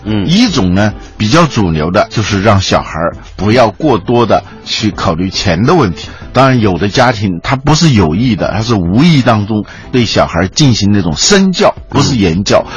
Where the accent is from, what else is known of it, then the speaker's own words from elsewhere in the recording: China; 我们中国人